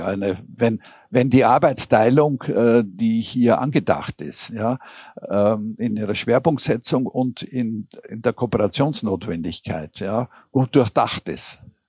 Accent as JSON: {"language": "German", "region": "Vienna", "country": "Austria", "said": "sagt man bei uns in Wien"}